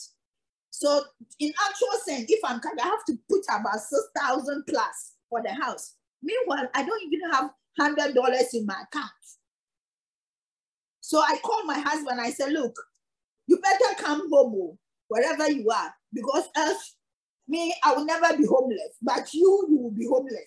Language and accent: English; Ghana; moved away; I'm from Ghana